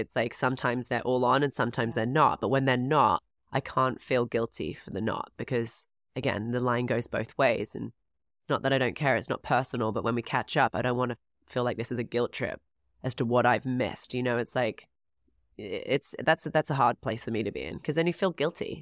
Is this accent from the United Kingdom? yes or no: yes; England, United Kingdom; moved away as an adult; also born or lived in Florida; I'm from England